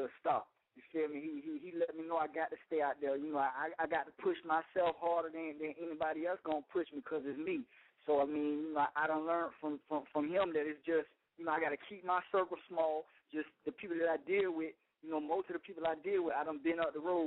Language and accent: English; Florida, United States; I'm from Florida